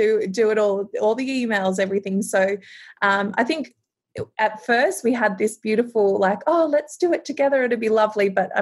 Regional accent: Townsville, Queensland, Australia; I'm from Townsville in North Queensland

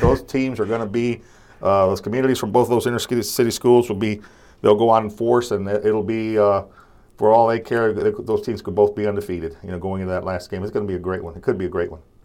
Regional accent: Corpus Christi, Texas, United States; where I come from, Corpus Christi

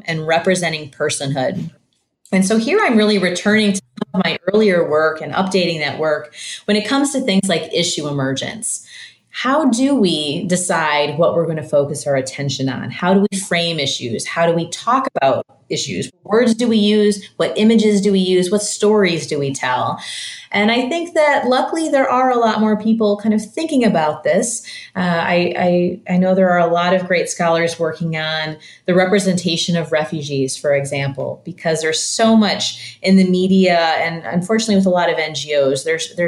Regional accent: Michigan, United States; now in St. Louis, United States; I grew up in Michigan and I live in St. Louis now

